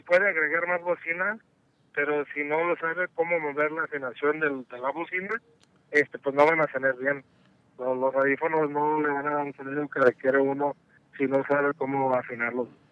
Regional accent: Mexico; soy mexicano

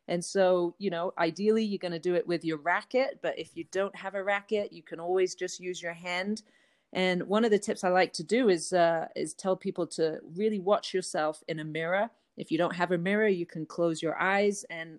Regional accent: England, United Kingdom; accent: changed from English; moved away as an adult; now in United States; I'm from England, although my accent has changed a lot living here for over 20 years. But I grew up playing tennis in England from about age 8 until 19.

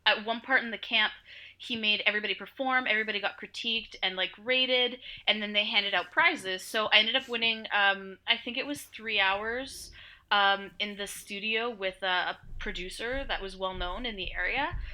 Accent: Ottawa, Ontario, Canada; also born or lived in Montreal; we moved to Ottawa, um, when I was pretty young

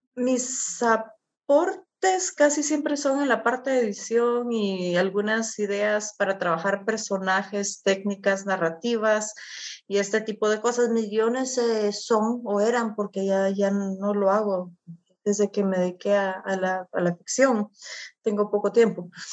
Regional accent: Guatemala; estar en mi país

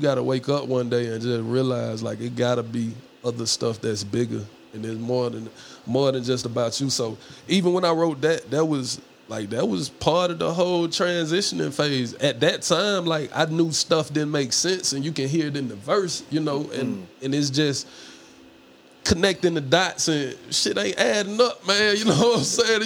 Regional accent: Atlanta, Georgia, United States; I'm from Atlanta

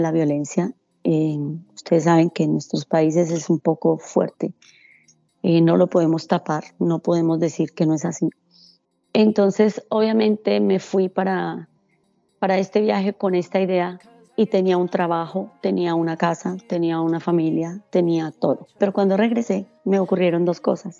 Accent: Bogotá, Colombia; moved away as an adult; Yo soy de, Bogotá, de Colombia

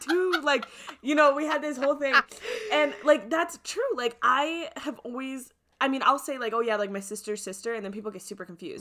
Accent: Midwest, United States; I'm from the Midwest

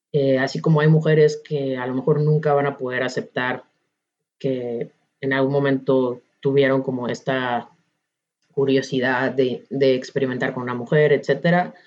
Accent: Ciudad Obregón, Sonora, Mexico; moved away; also born or lived in León, Guanajuato; no fue hasta que salí de Obregón, que me fui a vivir a León

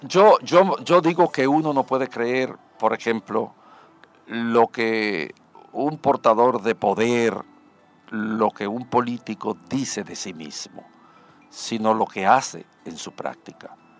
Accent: Dominican Republic; no somos los dominicanos capaces de construir una sociedad decente

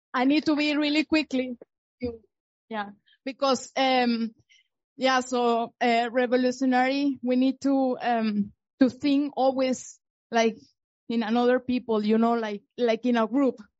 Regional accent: region of Hugo Chávez, Barinas, Venezuela; moved away; from Venezuela. Um, I am from the region from Hugo Chavez.

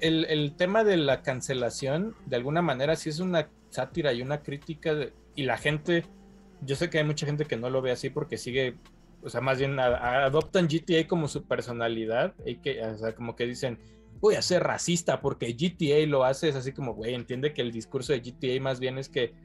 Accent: Mexico; yo como mexicano

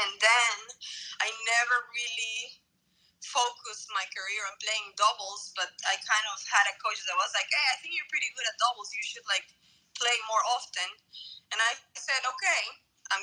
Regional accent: Santa Cruz de la Sierra, Santa Cruz, Bolivia; I'm from Bolivia, from Santa Cruz

